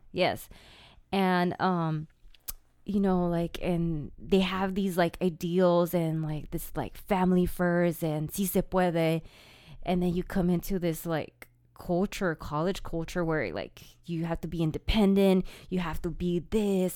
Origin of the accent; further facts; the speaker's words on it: California, United States; I was born in California. I'm Californian